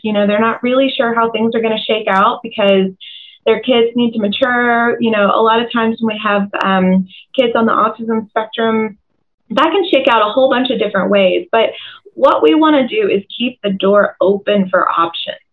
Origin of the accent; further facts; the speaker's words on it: Tucker, Georgia, United States; also born or lived in Doraville, Georgia; I'm also uh, an Atlanta native, born and raised in Tucker, um, just outside the perimeter